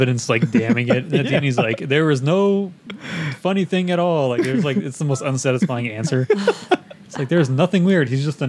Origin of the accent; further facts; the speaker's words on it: United States; Dude, I'm an American.